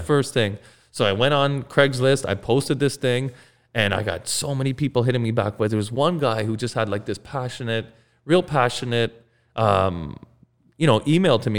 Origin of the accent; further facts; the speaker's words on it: Mississauga, Ontario, Canada; also born or lived in Toronto; I grew up in Mississauga